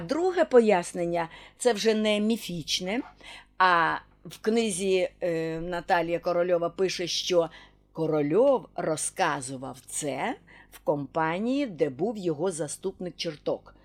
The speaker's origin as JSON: {"language": "Ukrainian", "town": "Zhytomyr", "region": "Zhytomyr Oblast", "country": "Ukraine", "said": "ми, Житомиряни"}